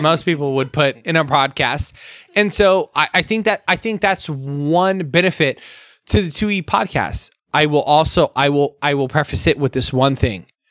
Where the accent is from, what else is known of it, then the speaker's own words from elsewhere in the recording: Arizona, United States; we come from a very Latinx background. Um, growing up in Arizona